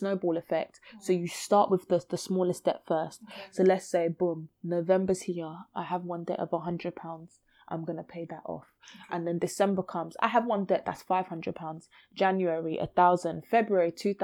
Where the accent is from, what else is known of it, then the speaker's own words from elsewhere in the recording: London, United Kingdom; I grew up in Brixton. I still live in Brixton